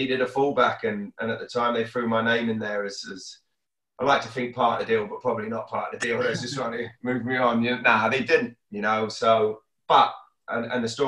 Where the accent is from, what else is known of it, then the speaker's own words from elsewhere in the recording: Exeter, South West England, United Kingdom; moved away as an adult; I grew up down in Exeter.